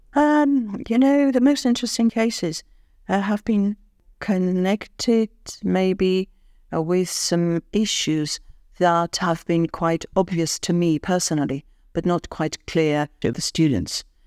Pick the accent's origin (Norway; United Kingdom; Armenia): Armenia; Yerevan; English is a second language; moved away as an adult; also born or lived in Moscow, Russia; It was an English language school in my hometown, uh, in Yerevan